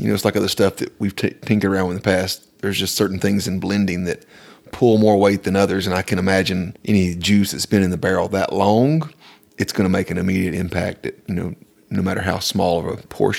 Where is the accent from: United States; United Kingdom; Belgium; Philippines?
United States; the South; it reminded me literally of fall leaves growing up in the South in the country.